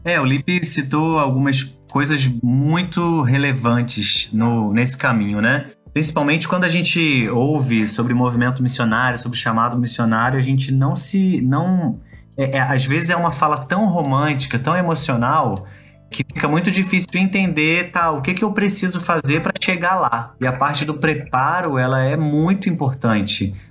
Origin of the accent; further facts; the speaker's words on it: Rio de Janeiro, Brazil; also born or lived in Belo Horizonte; Sou carioca também.